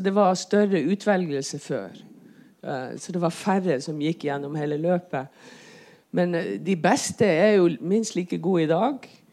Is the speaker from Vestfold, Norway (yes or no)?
no; Fauske, Nordland, Norway; now in Bergen, Norway; kommer fra Fauske, Saltens perle.